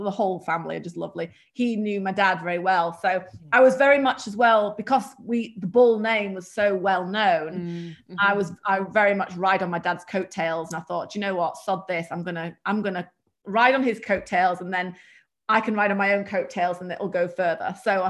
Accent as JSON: {"language": "English", "country": "United Kingdom", "accent": "British", "said": "And one being English, which Americans just think the accent's just hilarious. And not that I have an accent, but I've got, I suppose, a British accent, but it's not very strong British."}